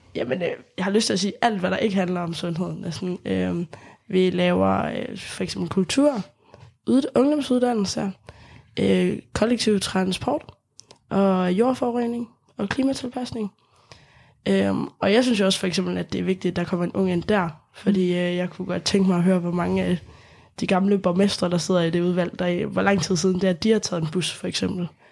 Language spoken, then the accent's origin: Danish; Lemvig, Central Denmark Region, Denmark; Jeg kommer selv fra Lemvig, så det er sådan, Deep, deep west